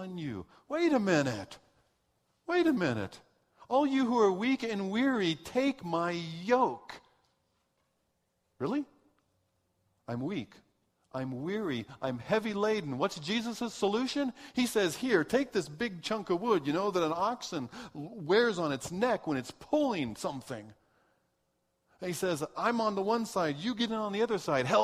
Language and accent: English; United States; moved away as an adult; also born or lived in Swaziland; I'm this American